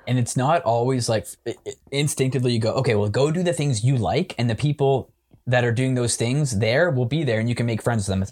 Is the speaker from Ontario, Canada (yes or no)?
yes; Waterloo, Ontario, Canada; moved away as an adult; now in Toronto, Canada; I grew up in Waterloo my whole life.